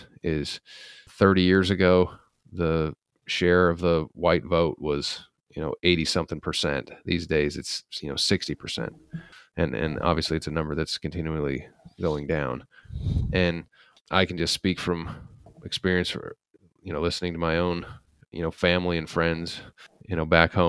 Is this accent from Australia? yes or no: no; Salt Lake City, Utah, United States; so I'm from Utah, Salt Lake, and it's just, I remember going to Vegas and there wasn't anyone but white people there.